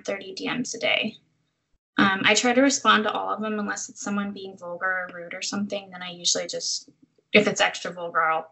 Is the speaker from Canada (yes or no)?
no; Central Valley, California, United States; now in San Francisco Bay Area, United States; I don't think I would ever be able to go back to my hometown. Like, it's so small and the opportunities are limited, and it's an hour and a half to a major airport